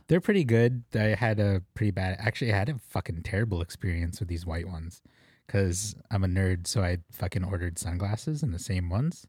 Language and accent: English; Philippines; As a Filipino